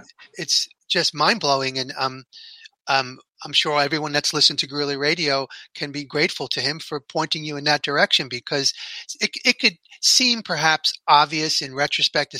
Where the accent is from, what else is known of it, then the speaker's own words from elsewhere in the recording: New York, United States; I grew up in New York, and we had, and we still have a version of it, but back in the day, we had WBAI, listener-funded radio